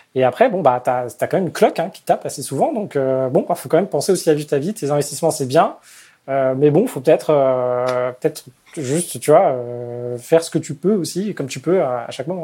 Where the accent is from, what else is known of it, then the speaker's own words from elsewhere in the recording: Paris, Île-de-France, France; je suis parisien, j'ai envie de rester à Paris